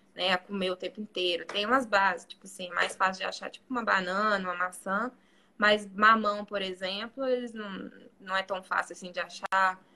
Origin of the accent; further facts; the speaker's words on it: Belo Horizonte, Minas Gerais, Brazil; moved away as an adult; now in Bosnia and Herzegovina; eu sou de BH